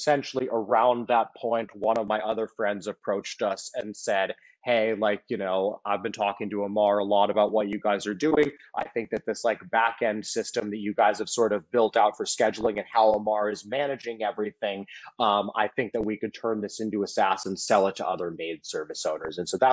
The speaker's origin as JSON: {"language": "English", "area": "Silicon Valley", "region": "California", "country": "United States", "tie": "born or raised there", "said": "I grew up in Silicon Valley"}